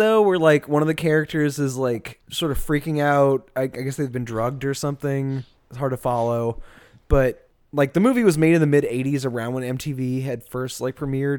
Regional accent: New Orleans, Louisiana, United States; very like inherent to how I grew up with drag in New Orleans.

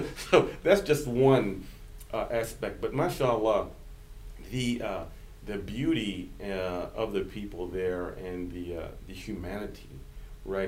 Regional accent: central Virginia, United States; also born or lived in Detroit, Michigan / New York; I was born in Detroit, but I was raised in central Virginia

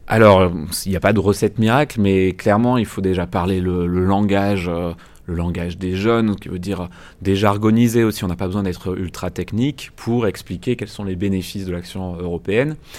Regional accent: France; je suis français

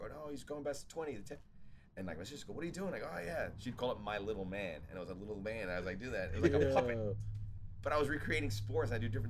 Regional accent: Australia; also born or lived in Ohio, United States; I was born left at 5. That's when we moved to Australia.

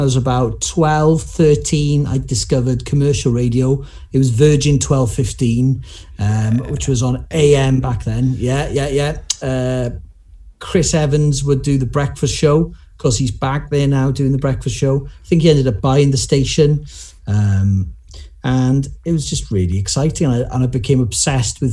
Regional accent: Cardiff, Wales, United Kingdom; first language Welsh; English is a second language; I grew up in Cardiff, and my dad learned Welsh when he was younger in university, decided to bring us up speaking Welsh.

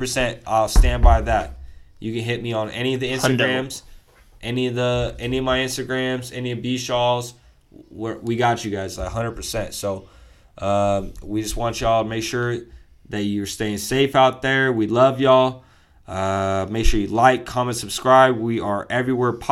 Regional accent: Long Beach, California, United States; we grew up in Long Beach, which is right next to LA.

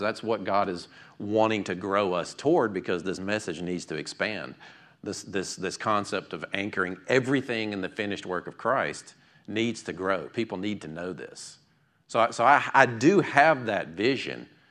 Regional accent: United States; I grew up right here in Fayette County

